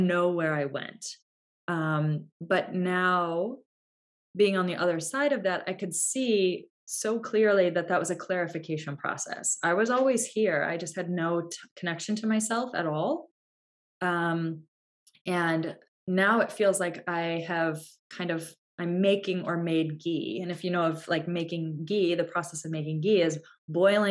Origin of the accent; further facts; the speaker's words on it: United States; we're American